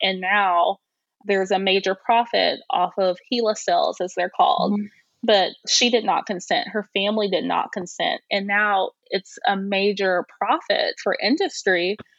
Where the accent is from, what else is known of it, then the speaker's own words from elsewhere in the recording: Centralia, Illinois, United States; I grew up in a rural area. So I grew up in Centralia, Illinois, which is about 60 miles east of St. Louis, Missouri.